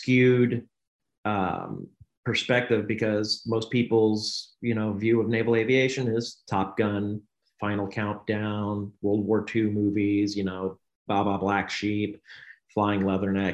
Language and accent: English; Knoxville, Tennessee, United States; I grew up in Knoxville, Tennessee